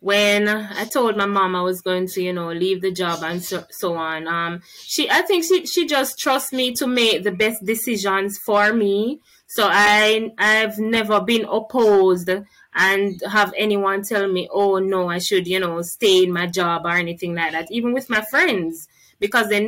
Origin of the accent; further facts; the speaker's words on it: Newhall District, Manchester, Jamaica; I'm from Newhall District in Manchester. It's a rural community